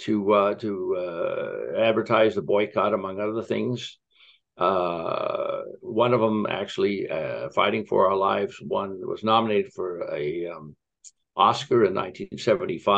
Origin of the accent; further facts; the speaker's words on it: California, United States; also born or lived in Turkey; I'm a Californian